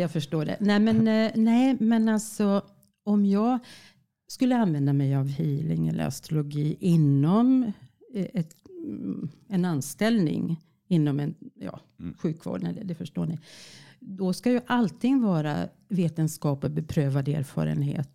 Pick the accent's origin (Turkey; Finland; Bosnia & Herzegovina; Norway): Finland; accent: Finland Swedish; moved away; Jag är född i Finland och jag är finlandssvenska